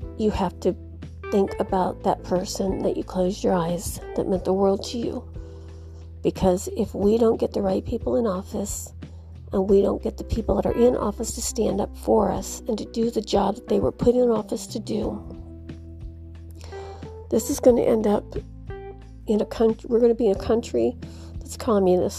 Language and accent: English; United States; I'm speaking as an American